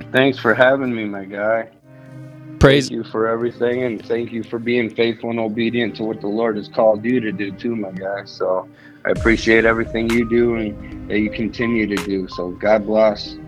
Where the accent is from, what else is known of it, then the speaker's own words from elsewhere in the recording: Salamanca, New York, United States; moved away as an adult; also born or lived in Greece / Olean, New York; now in Bradford, Pennsylvania, United States; I'm from Salamanca